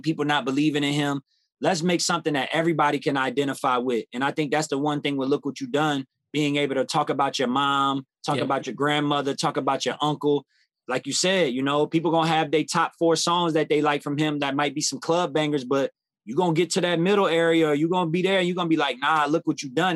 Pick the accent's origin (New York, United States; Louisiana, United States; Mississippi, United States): Louisiana, United States; New Orleans; born and raised in New Orleans